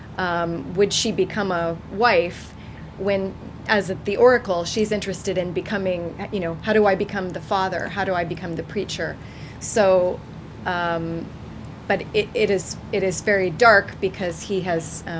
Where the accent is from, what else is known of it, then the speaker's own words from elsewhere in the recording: United States; moved away as an adult; I'm from the States, you can probably hear, but I moved here in 1995